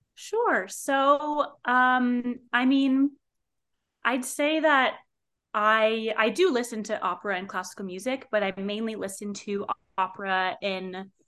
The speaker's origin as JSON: {"language": "English", "town": "North Bergen", "region": "New Jersey", "country": "United States", "said": "I am originally from North Bergen, New Jersey"}